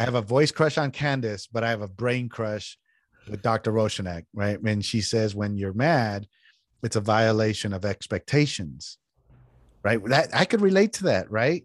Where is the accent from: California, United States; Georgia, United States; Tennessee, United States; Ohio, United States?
California, United States; San Jose; also born or lived in Mexico; I grew up in San Jose, which is the coast of California